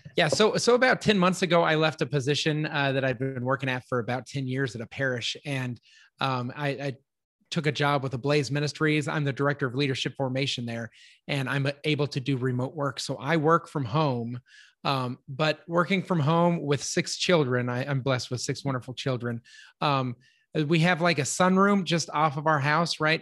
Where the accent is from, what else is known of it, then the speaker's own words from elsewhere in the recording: Littleton, Colorado, United States; now in Texas, United States; I grew up in Littleton, Colorado